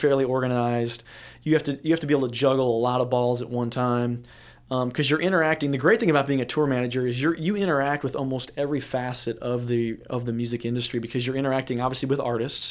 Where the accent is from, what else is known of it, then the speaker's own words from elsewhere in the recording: St. Louis, Missouri, United States; moved away; I grew up in the Midwest in Saint Louis, Missouri